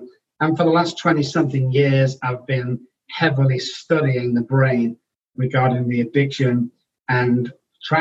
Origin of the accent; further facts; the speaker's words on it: Manchester, North West England, United Kingdom; moved away as an adult; also born or lived in London / Oxford; now in Texas, United States; I belong back home is where I was born, in Manchester, UK. So I was born in Manchester